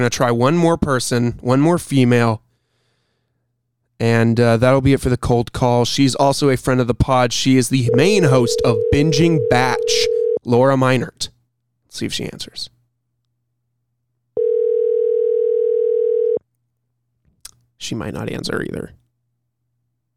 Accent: Illinois, United States; I was born in Illinois

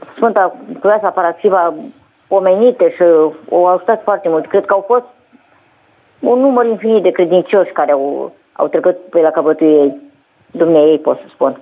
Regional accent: Bârlad, Vaslui County, Romania; sunt din Bărlad

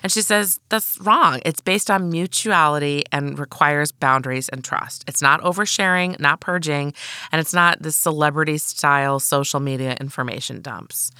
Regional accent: Midwest, United States; I was raised in the Midwest

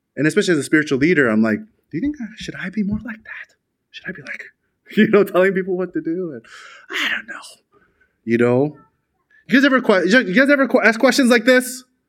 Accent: Chicago, Illinois, United States; in America, where I'm from. I'm from Chicago.

